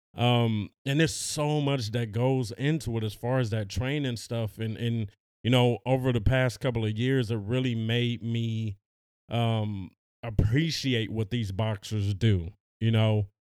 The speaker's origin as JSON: {"language": "English", "town": "Los Angeles", "region": "California", "country": "United States", "said": "we're from Los Angeles"}